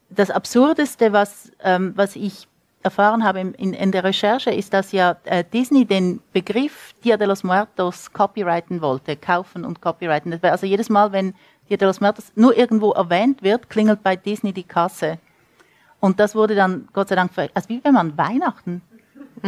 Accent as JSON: {"language": "German", "country": "Switzerland", "also_born_or_lived": "United States", "moved": "as an adult", "lives_now": "Santa Fe, United States", "said": "ich bin Schweizerin, ich bin mit Federica de Cesco-Romanen aufgewachsen"}